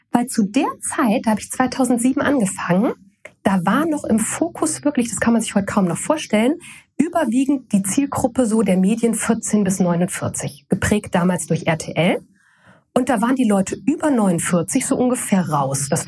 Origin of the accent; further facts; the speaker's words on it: Koblenz, Rhineland-Palatinate, Germany; now in Hamburg, Germany; Ich wollte überhaupt nicht nach Hamburg. Ich wollte nicht weg von Koblenz. Ich wollte nicht weg von meiner Heimat, äh, so weit weg